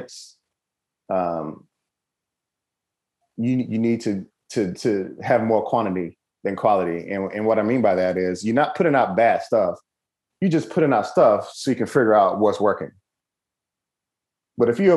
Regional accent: Mississippi, United States; I'm from Mississippi, mm-hmm. born and raised, very, very humble beginnings.

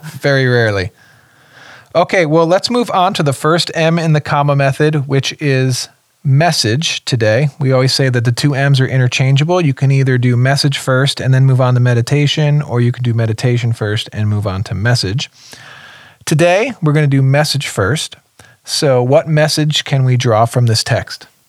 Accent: New Jersey, United States; moved away as an adult; also born or lived in Connecticut / Tennessee; I grew up in the Northeast, New Jersey, little little stint in Connecticut, but for a few years we moved to Tennessee

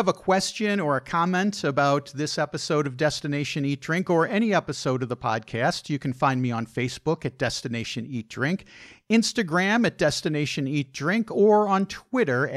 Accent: United States; also born or lived in Rhode Island; we're American

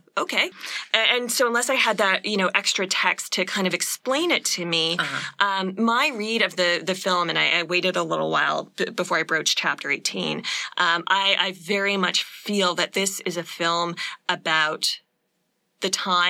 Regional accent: Canada; as we are Canadian

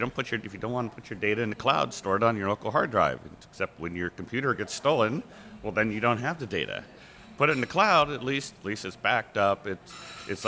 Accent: East Bay, California, United States; now in Seattle, United States; I grew up in East Bay, California

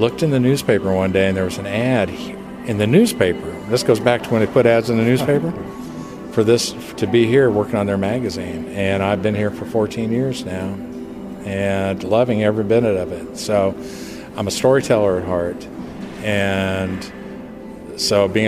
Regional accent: Wichita, Kansas, United States; also born or lived in California; now in Bowling Green, United States; I'm actually from Wichita, Kansas

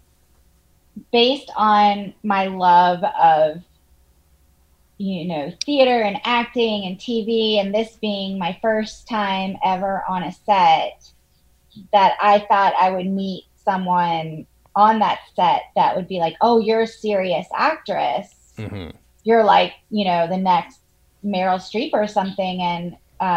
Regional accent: Charleston, South Carolina, United States; moved away; I grew up in Charleston, South Carolina

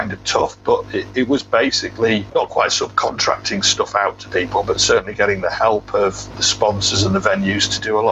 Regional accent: United Kingdom; being quite British and polite

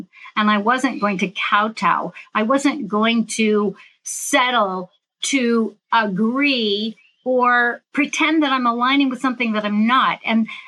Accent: San Francisco Bay Area, California, United States; I'm from the San Francisco Bay Area.

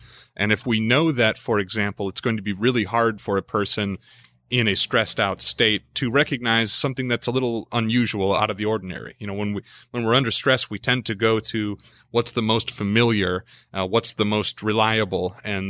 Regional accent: Midwest, United States; also born or lived in Lincoln, Nebraska; now in Texas, United States; I grew up in a lot of different places in the United States, mostly in the Midwest. And then I came out of Lincoln, Nebraska. It's my last residence with family, I suppose.

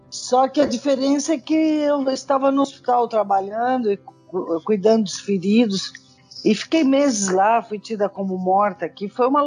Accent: Angola; assim como eu, angolanos, qualquer um pode morrer aqui

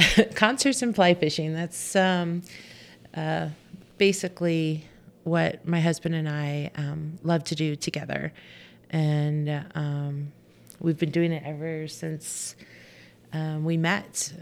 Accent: Southern California, United States; moved away as an adult; also born or lived in Montana; now in Bozeman, United States; I grew up in Southern California.

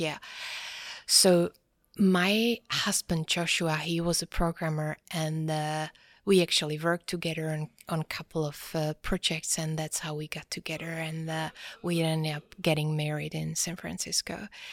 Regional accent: Prague, Czechia; also born or lived in Norway / Gothenburg, Sweden / United States; I was born and raised in Prague

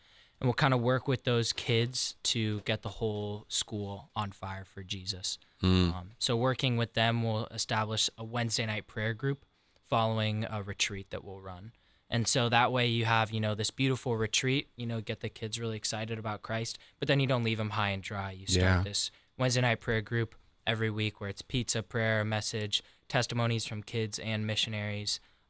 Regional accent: Colorado Springs, Colorado, United States; moved away as an adult; now in Columbus, United States; I'm from Colorado Springs originally.

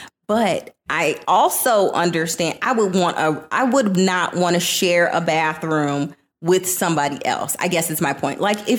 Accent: Florida, United States; I am from Florida.

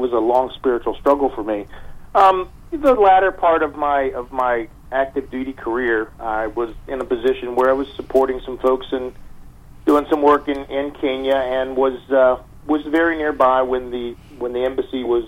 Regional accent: Washington, District of Columbia, United States; Washington, D.C., my hometown

